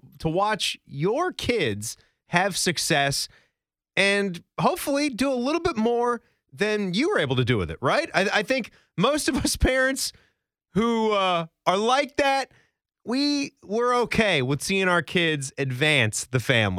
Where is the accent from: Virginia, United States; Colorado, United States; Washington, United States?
Virginia, United States; I grew up in Virginia